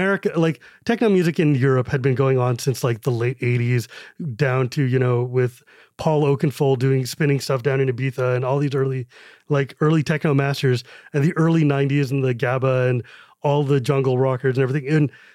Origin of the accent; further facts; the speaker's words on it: California, United States; when I was growing up in California